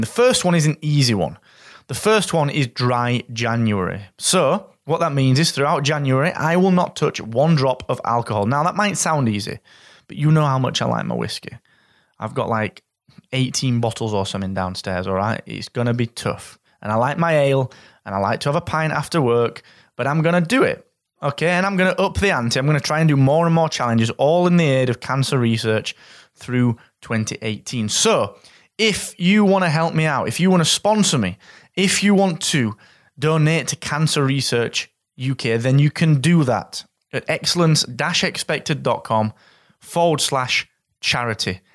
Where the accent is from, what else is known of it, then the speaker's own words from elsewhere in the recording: Yorkshire and the Humber, United Kingdom; As a Yorkshireman